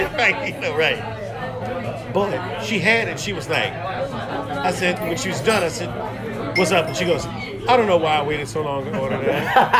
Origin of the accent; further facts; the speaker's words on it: New Orleans, Louisiana, United States; moved away as an adult; now in Osaka, Japan; I'm from New Orleans, Louisiana.